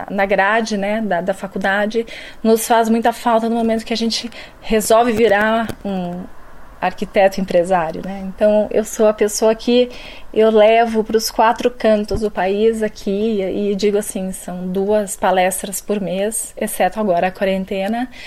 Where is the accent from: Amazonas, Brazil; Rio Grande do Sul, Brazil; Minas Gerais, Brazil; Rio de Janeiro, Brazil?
Rio Grande do Sul, Brazil; now in São Paulo, Brazil; É, vim do Rio Grande do Sul, de uma cidade muito pequena do interior, de 22 mil habitantes